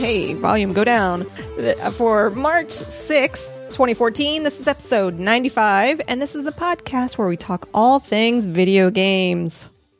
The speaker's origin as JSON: {"language": "English", "region": "Missouri", "country": "United States", "tie": "born or raised there", "moved": "yes", "lives_now": "Arizona, United States", "said": "I grew up in Missouri, the weather is all like. One day 70, next day zero."}